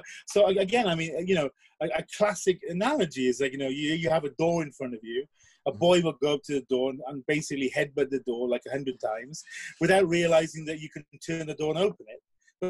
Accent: South Wales, United Kingdom; born or raised there; first language English; moved away as an adult; also born or lived in Singapore / Asia; now in Japan

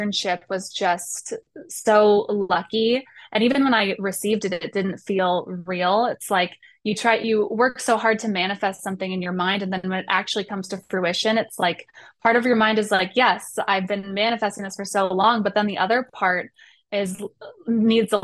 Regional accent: Colorado, United States; moved away; I grew up in Colorado, away from

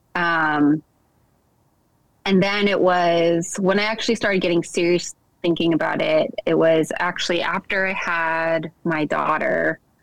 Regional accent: the Northwest, Pacific Northwest, United States; I grew up in the Northwest.

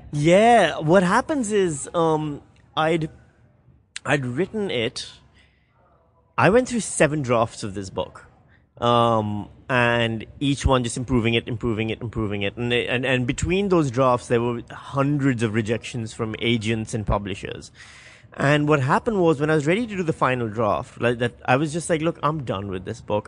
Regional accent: Karachi, Sindh, Pakistan; moved away; we grew up in Karachi.

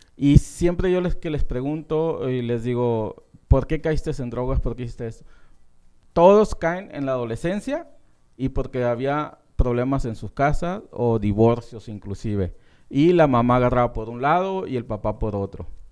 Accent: Francisco Sarabia, Estación Don, Sonora, Mexico; now in Phoenix, United States; Francisco Sarabia, Estación Don. Y pues sobre todo mi pueblo natal

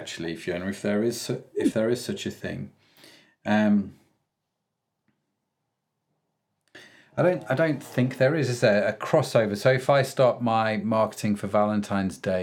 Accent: United Kingdom; being a Brit myself.

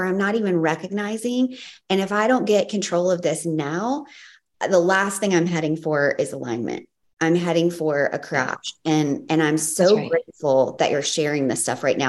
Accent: the South, United States; I'm from the South.

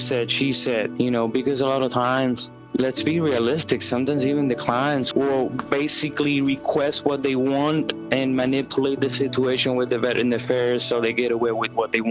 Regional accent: Puerto Rico; now in Lexington, United States; Originally from Puerto Rico, born and raised, and been with horses my entire life

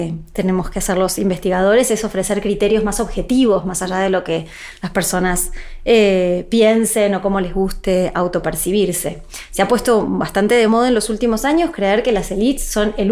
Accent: Argentina; soy argentina

